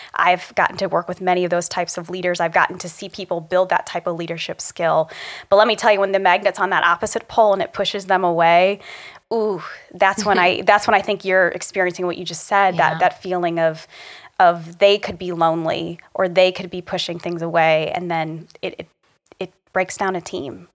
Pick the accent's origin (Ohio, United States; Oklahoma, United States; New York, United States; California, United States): Ohio, United States; Republic; lessons I learned growing up in Republic, Ohio